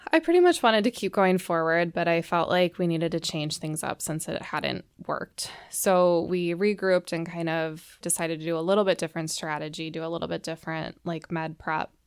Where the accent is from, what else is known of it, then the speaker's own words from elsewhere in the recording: Plymouth, Minnesota, United States; I grew up in the suburbs of the Twin Cities. I grew up in Plymouth